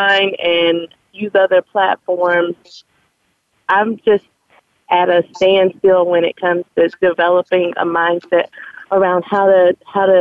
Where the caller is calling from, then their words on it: Raleigh, North Carolina, United States; I'm calling from Raleigh, North Carolina